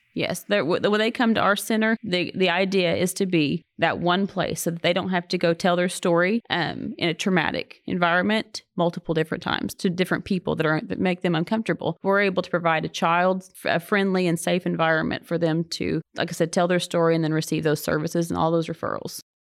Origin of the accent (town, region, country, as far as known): Oklahoma, United States; accent: Oklahoma